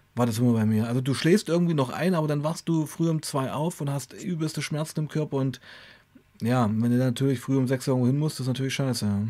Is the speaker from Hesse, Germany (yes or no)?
no; Weißenfels, Saxony-Anhalt, Germany; moved away as an adult; also born or lived in Leipzig; nach Hause, nach Weißenfels ging, äh, meiner Heimatstadt